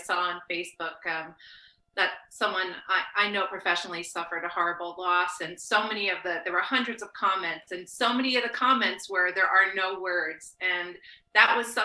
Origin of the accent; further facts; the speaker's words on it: New Jersey, United States; moved away as an adult; also born or lived in Brooklyn, New York / West Coast; now in Chapel Hill, United States; I grew up born in Brooklyn, raised in New Jersey